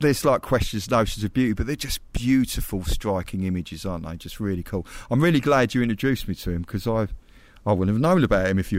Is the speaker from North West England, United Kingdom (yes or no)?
no; Essex, East of England, United Kingdom; Because I'm from Essex